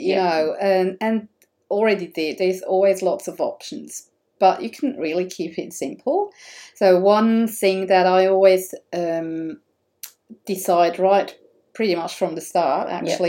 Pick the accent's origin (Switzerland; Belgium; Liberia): Switzerland; moved away; because I'm coming from Switzerland, so we're using the metric system